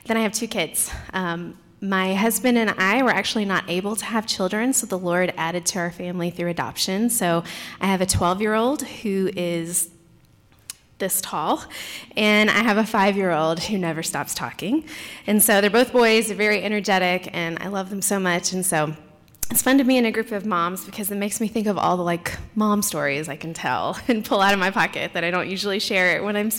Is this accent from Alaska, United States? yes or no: no; Tennessee, United States; moved away as an adult; now in Sikeston, United States; My husband and I are from Tennessee originally